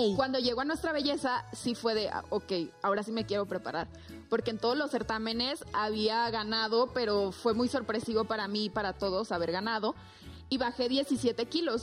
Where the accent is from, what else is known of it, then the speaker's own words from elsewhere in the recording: Zamora, Michoacán, Mexico; la Reina de Zamora, que es el municipio de donde yo soy